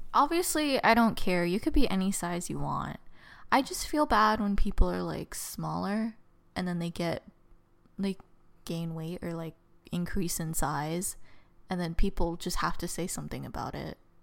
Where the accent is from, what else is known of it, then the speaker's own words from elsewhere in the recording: Southern California, United States; I was from, I'm from Southern California